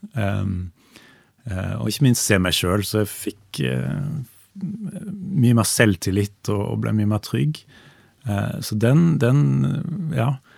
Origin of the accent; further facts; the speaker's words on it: Stavanger, Rogaland, Norway; i de menighetene som, som fantes i Stavanger, der jeg vokste opp.